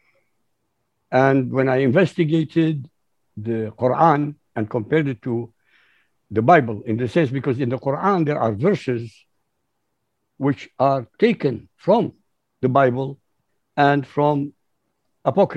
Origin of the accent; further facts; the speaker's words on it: Baghdad, Baghdad Governorate, Iraq; moved away as an adult; also born or lived in Europe; I was born in Baghdad, Iraq